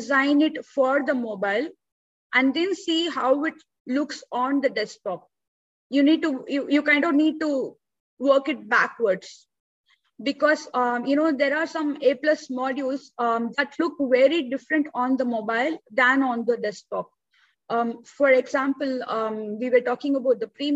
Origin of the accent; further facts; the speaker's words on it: India; So I'm born and brought up in India. I still live in India.